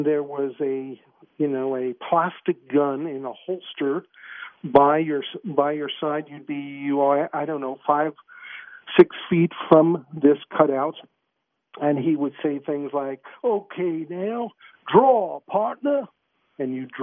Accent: New York City, New York, United States; moved away as an adult; also born or lived in Glendale, Queens; now in Canada; I grew up the early years in Stuyvesant Town in Manhattan

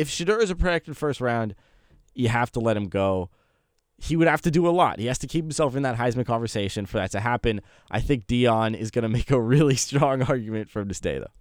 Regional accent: California, United States; I'm from California personally

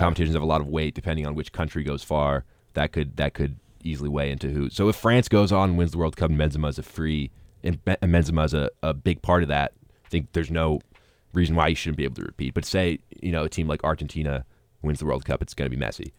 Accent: United States; I'm American

